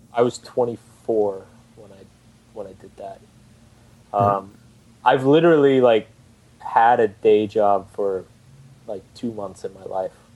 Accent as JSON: {"language": "English", "town": "Austin", "region": "Texas", "country": "United States", "moved": "yes", "said": "I'm originally from Austin, Texas"}